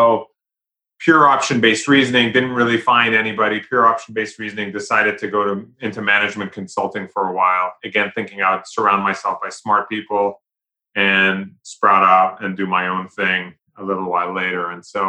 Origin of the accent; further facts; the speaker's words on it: London, United Kingdom; moved away as an adult; now in United States; but I was born and raised in London, in England. But I came to the US many moons ago for college.